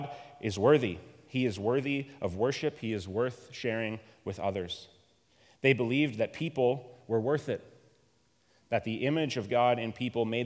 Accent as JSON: {"language": "English", "country": "Canada", "said": "I am very Canadian, and I retain that identity"}